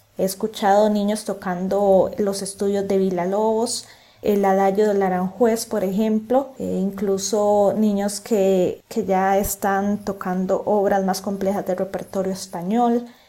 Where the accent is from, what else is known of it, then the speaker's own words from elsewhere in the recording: Costa Rica; como guitarristas costarricenses